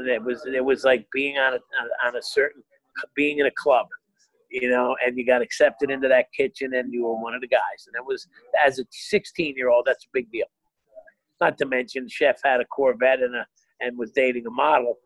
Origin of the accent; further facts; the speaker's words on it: Hazlet, New Jersey, United States; the town I grew up in in Jersey had the last one in the state